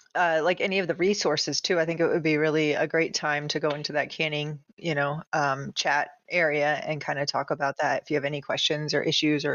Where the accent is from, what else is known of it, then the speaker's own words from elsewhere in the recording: Florida, United States; I'm from Florida.